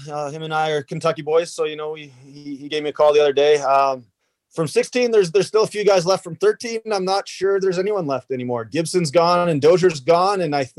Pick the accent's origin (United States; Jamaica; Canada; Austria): Canada; So, you know, definitely take pride in being Canadian. You know, it's one of those things where, you know, you gotta be prideful of where you come from.